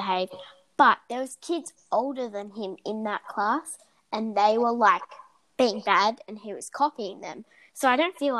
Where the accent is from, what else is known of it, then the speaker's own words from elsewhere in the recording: United States; I'm American